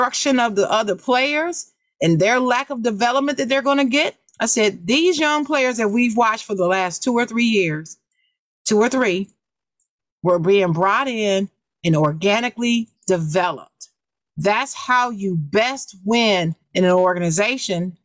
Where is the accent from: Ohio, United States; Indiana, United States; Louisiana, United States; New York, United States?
Ohio, United States; Dayton; I'm born in Dayton